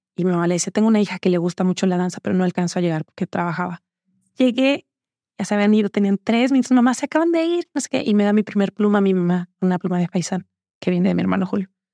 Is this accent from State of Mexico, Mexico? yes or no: yes; Los Reyes La Paz, State of Mexico, Mexico; yo crecí, nací en Ciudad de México y crecí en una zona cerca de Texcoco, en Los Reyes La Paz, Estado de México